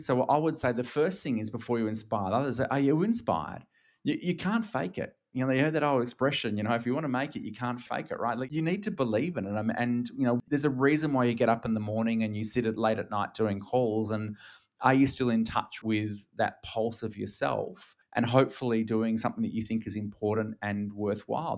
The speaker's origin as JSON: {"language": "English", "country": "Australia", "accent": "Australian", "moved": "yes", "lives_now": "Singapore", "said": "I'm actually Australian. I'm based in Singapore nowadays, but Australian"}